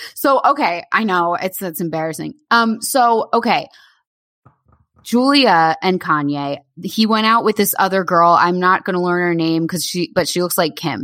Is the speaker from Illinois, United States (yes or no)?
no; Bay Head, New Jersey, United States; also born or lived in New York; I was Bayhead